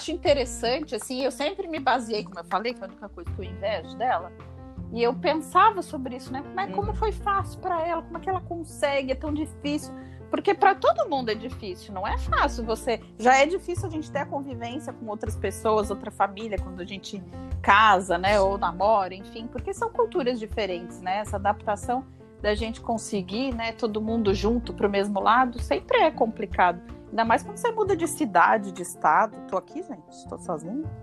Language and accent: Portuguese; São Paulo, Brazil; moved away; depois de tanto tempo assim fora do meu habitat, é, já faz 15 anos, né, uhum. que eu uhum. saí de São Paulo.